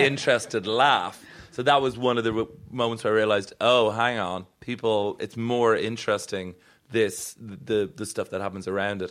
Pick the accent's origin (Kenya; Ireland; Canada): Ireland; I am Irish